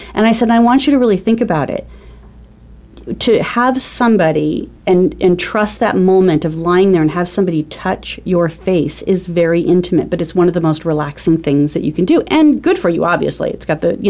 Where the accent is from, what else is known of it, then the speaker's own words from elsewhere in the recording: Arizona, United States; also born or lived in California; I'm from Arizona. I've lived here all of my life with the exception of being in California for a little bit.